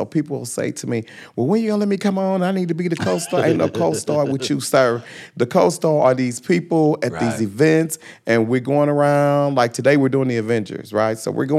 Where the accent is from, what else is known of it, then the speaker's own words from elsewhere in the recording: University City, Missouri, United States; being from University City, growing up in the Lube, going to Mizzou